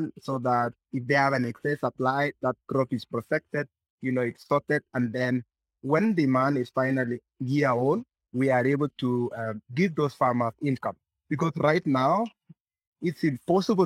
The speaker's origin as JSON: {"language": "English", "town": "Maragua", "region": "Murang'a County", "country": "Kenya", "tie": "born or raised there", "said": "I grew up in Maragua growing potatoes."}